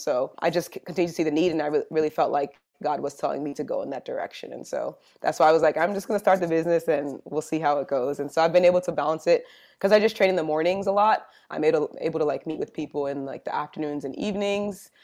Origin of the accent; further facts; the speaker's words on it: New Jersey, United States; moved away as an adult; also born or lived in Georgia; I'm originally from New Jersey